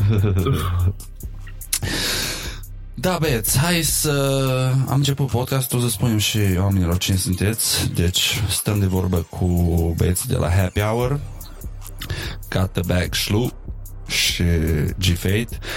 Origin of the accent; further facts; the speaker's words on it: Maramureș County, Romania; având în vedere că eu zic Maramureș și nu prea am avut contact cu zona aia țării